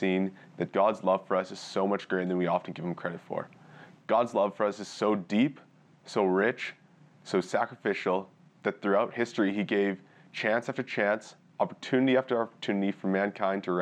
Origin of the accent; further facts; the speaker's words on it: Edmonton, Alberta, Canada; also born or lived in Pambrun, Saskatchewan / Red Deer, Alberta; I grew up in Edmonton, and I actually attended Leslie with my family growing up